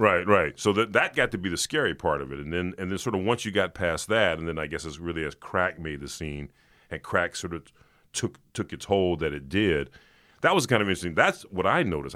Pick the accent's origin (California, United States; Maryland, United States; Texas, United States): California, United States; Los Angeles; I grew up in South Central